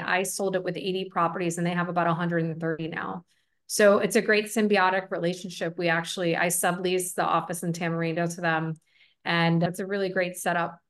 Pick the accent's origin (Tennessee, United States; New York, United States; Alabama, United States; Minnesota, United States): New York, United States; Buffalo; also born or lived in Des Plaines, Illinois / Schaumburg, Illinois / Tampa, Florida; now in Costa Rica; I grew up in Buffalo, New York